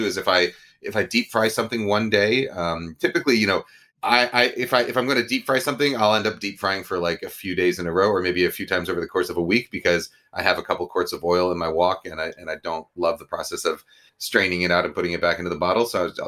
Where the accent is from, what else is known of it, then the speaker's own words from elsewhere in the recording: New York, United States; One that's sort of the Chinese American version that I grew up with in New York.